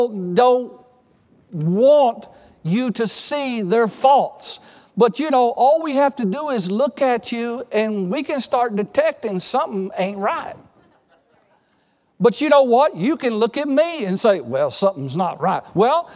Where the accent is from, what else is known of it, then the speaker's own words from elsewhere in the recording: Texas, United States; I grew up in Texas